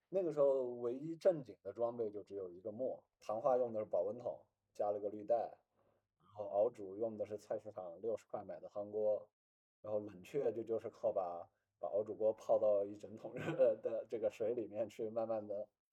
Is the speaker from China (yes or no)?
yes; Kunming, Yunnan, China; accent: Kunming dialect; also born or lived in Qujing; 我们昆明话